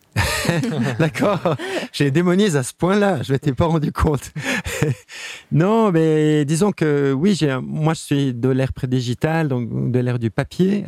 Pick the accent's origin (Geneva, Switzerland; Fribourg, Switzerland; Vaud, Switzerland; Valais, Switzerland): Geneva, Switzerland; je suis né à Genève